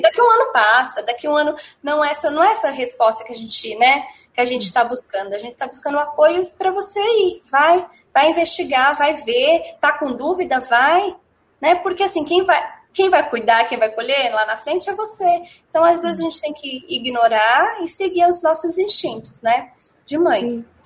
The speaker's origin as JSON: {"language": "Portuguese", "town": "Guarulhos", "region": "São Paulo", "country": "Brazil", "also_born_or_lived": "Minas Gerais", "said": "sou de São Paulo, eu sou de Guarulhos"}